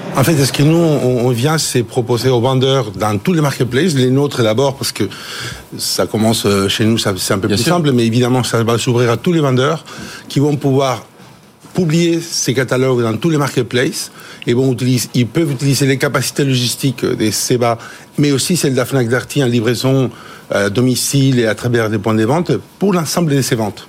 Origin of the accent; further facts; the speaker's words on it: France; on est des Gaulois, on est des Français